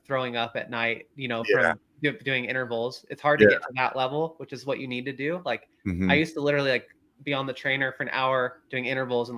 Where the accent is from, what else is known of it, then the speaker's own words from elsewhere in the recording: Chico, California, United States; moved away as an adult; now in Idaho, United States; I grew up in Chico